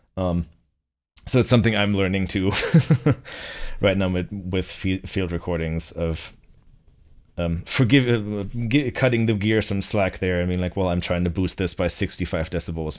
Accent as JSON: {"language": "English", "town": "Bückeburg", "region": "Lower Saxony", "country": "Germany", "tie": "born or raised there", "moved": "yes", "lives_now": "Boston, United States", "said": "my hometown, um, of Bückeburg in, uh, in, uh, Lower Saxony"}